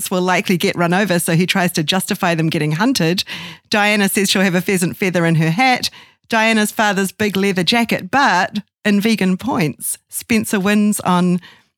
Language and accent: English; Auckland, New Zealand; moved away; as a New Zealander